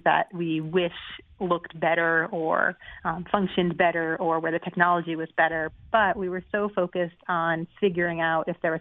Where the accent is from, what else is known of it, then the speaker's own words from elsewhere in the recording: Boston, Massachusetts, United States; moved away; I'm from the Boston area originally